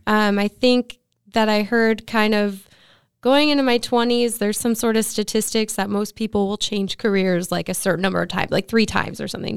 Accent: Santa Clarita, California, United States; also born or lived in Ventura County; now in Ventura, United States; I grew up in Santa Clarita, so I went to school out there

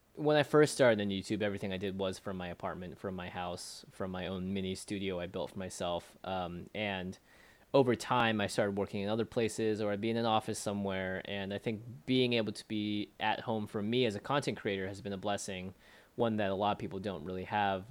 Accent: Seattle, Washington, United States; also born or lived in China (ancestry); now in Los Angeles, United States; I'm from Seattle, Washington originally

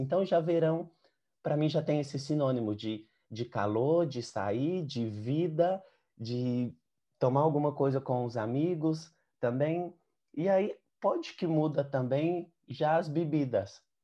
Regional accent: Patos de Minas, Minas Gerais, Brazil; now in Alicante, Spain; eu sou de Minas, sou de uma cidade no Brasil que chama Patos de Minas, e aqui na Espanha moro em Alicante

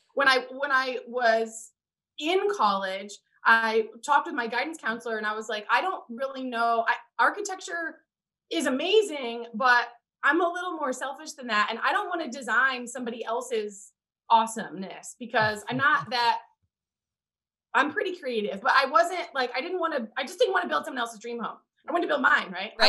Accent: Indiana, United States; moved away as an adult; also born or lived in New Orleans; we're both from the Midwest, I'm from Indiana

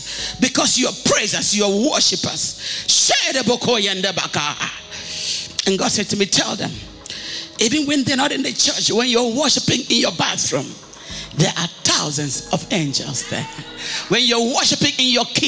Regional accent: Akwa Ibom, Nigeria; moved away as an adult; now in United States; I come from Aquaibom

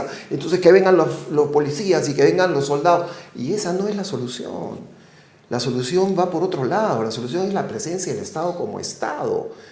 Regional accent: Peru; fuimos los dos oficiales peruanos

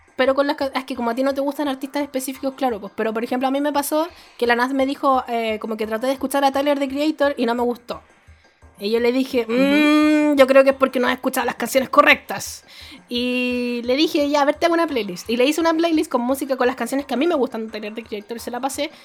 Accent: Chile; ahí en Chile

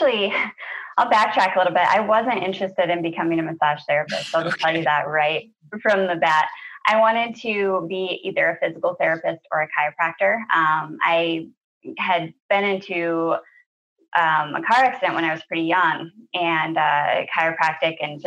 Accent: Minnesota, United States; moved away; I'm from Minnesota originally

